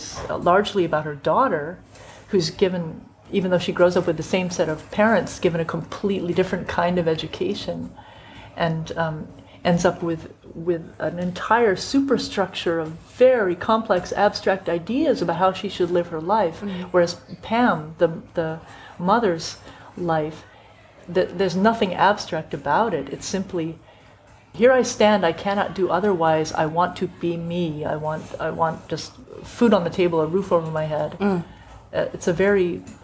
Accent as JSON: {"language": "English", "country": "United States", "said": "as an American"}